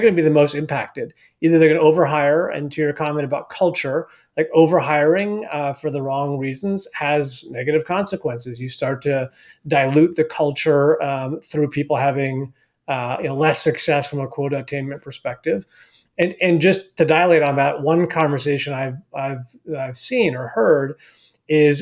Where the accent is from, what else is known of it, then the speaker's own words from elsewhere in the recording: Palo Alto, California, United States; also born or lived in Argentina / Spain; growing up in the Bay Area, I'm from Palo Alto, live in the Bay Area today with my family